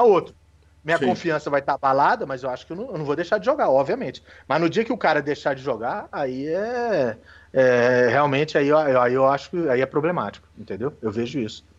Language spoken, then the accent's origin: Portuguese; Brasília, Federal District, Brazil; eu aqui moro em Brasília, nasci em Brasília, defensor ferrenho de Brasília